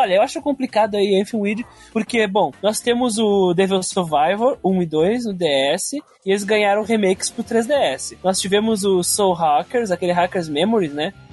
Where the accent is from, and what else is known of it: Brazil